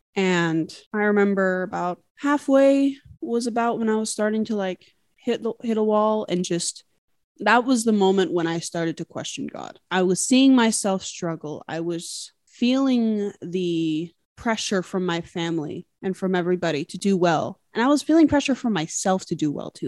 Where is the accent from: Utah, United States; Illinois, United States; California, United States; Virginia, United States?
Utah, United States; now in Washington State, United States; I grew up in Utah, but I'm currently living in Washington State